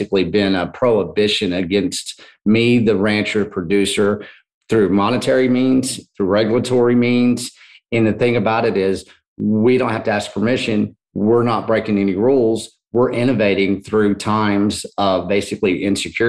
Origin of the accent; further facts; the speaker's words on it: Texas, United States; I'm from Texas